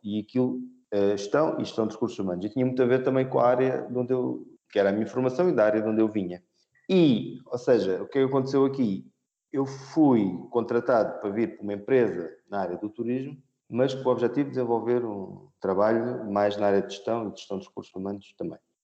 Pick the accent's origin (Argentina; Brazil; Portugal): Portugal; Albufeira, Algarve; moved away as an adult; also born or lived in Madrid; eu sou de Albufeira e sou algarvio